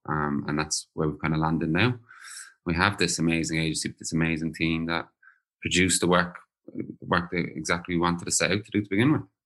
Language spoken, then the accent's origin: English; Ireland; now in London, United Kingdom; I am back in the homeland. I am in Ireland